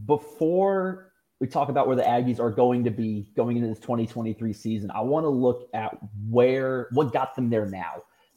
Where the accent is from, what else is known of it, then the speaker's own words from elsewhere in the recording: Macon, Georgia, United States; I'm from Macon, Georgia.